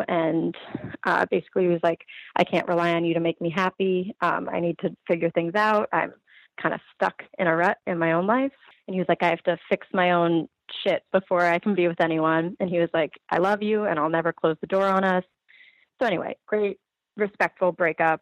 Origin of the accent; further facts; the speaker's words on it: Ridgefield, Connecticut, United States; now in Stamford, United States; I grew up in Ridgefield, um, but I live in Stamford